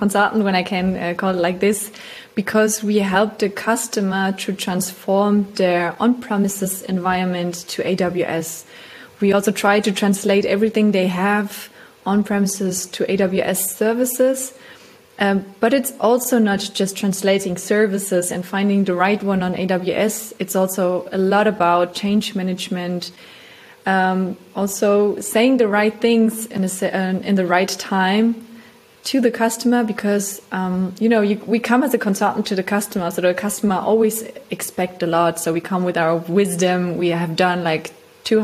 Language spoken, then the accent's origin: English; Germany; moved away as an adult; now in Vienna, Austria; I come from Germany. I live now in Vienna